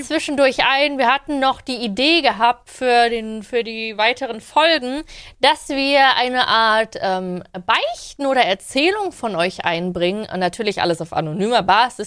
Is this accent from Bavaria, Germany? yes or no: no; Leipzig, Saxony, Germany; born or raised there; moved away as an adult; now in Berlin, Germany